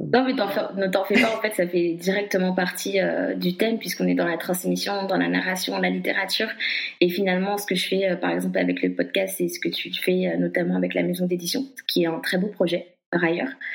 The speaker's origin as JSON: {"language": "French", "country": "Guadeloupe", "said": "je suis guadeloupéenne"}